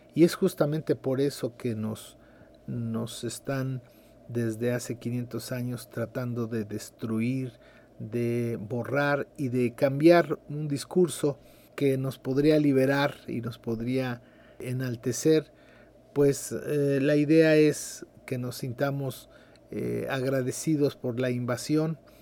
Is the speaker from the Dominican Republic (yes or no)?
no; Mexico